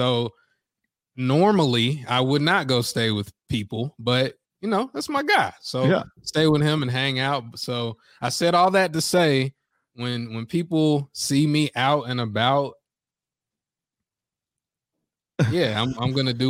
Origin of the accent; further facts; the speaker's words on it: the South, United States; And I'm from the South, so I'm used to it.